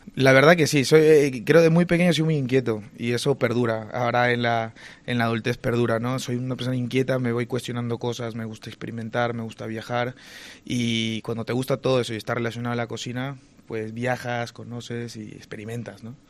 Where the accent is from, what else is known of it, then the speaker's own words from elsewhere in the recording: Peru; now in Spain; yo soy peruano